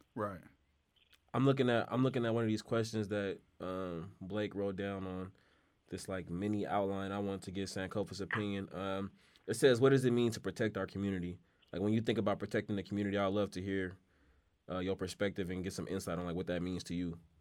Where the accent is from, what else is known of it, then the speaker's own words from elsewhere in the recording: Oakland, California, United States; I grew up in Oakland